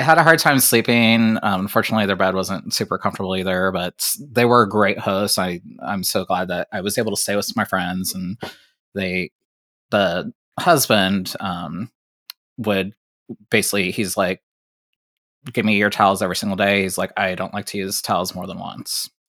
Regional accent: Ohio, United States; I'm from Ohio

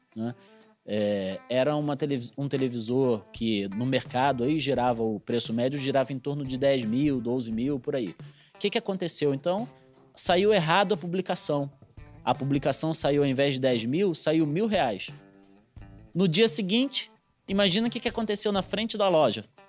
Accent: Rio de Janeiro, Brazil; moved away as an adult; also born or lived in Minas Gerais; now in Paraná, Brazil; eu sou carioca, vim aqui para o Paraná depois de um, um tempinho em Minas Gerais como procurador da Fazenda Nacional

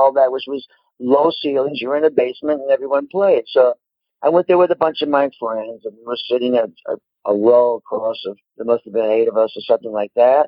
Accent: New York City, New York, United States; I'm a Puerto Rican descent, born and raised in New York City.

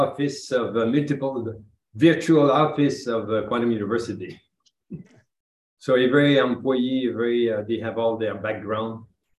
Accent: Quebec, Canada; You need to get used to my accent because I come from Canada, Quebec. It's like French.

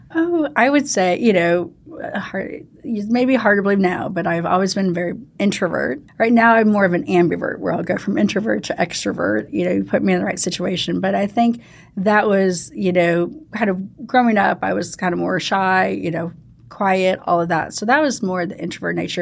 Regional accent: St. Louis, Missouri, United States; moved away; I actually grew up in Saint Louis, uh, Missouri

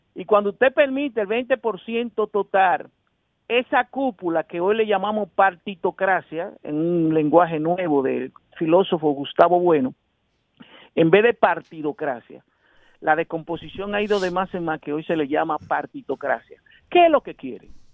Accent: Santo Domingo, Distrito Nacional, Dominican Republic; yo soy un sociólogo que nací en Villajuana

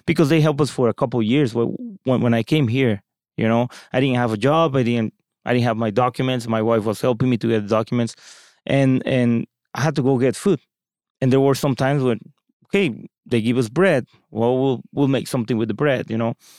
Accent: Mexico; moved away as an adult; now in United States; I come from Mexico, Latin America

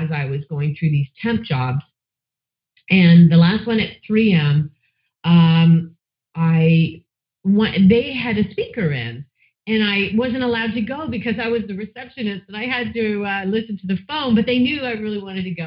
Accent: London, Ontario, Canada; moved away as an adult; also born or lived in Australia / Banff, Alberta; I actually was born in London, Ontario, and I've come full circle. I've lived all over the place, and then I landed back here

